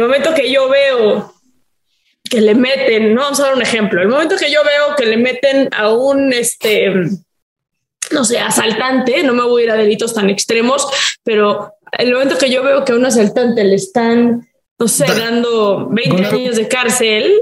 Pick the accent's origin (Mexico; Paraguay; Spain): Mexico; en mi país